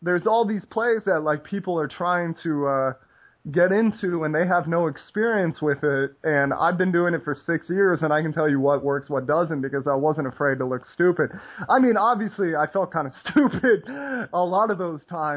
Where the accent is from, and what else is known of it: United States